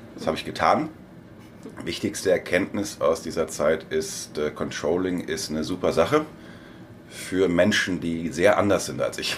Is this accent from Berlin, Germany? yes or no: no; Hamm, North Rhine-Westphalia, Germany; moved away as an adult; also born or lived in Wiesbaden; Ich komme ursprünglich aus Hamm in Westfalen